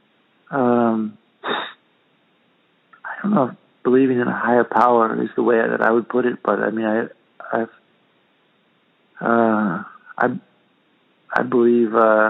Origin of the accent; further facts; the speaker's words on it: Santa Cruz, California, United States; moved away as an adult; now in Spain; growing up in Santa Cruz in the ocean all the time